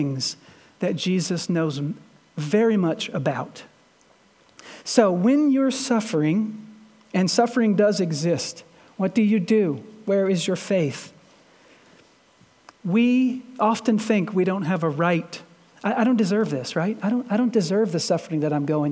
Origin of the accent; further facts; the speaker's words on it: Shepherdsville, Kentucky, United States; I'm from Shepherdsville